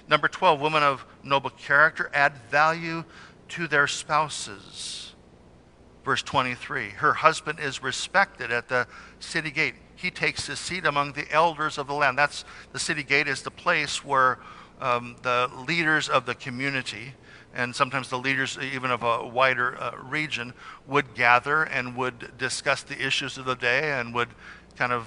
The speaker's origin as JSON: {"language": "English", "town": "Salinas", "region": "California", "country": "United States", "tie": "born or raised there", "lives_now": "Covina, United States", "said": "Where I grew up in Salinas, it very rarely snowed. Where I live in Covina, we've had hail"}